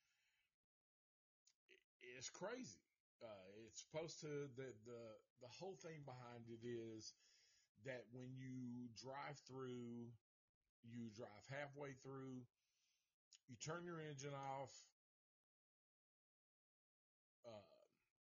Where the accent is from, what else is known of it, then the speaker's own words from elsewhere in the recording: Antioch, Tennessee, United States; moved away; when I was raised in Antioch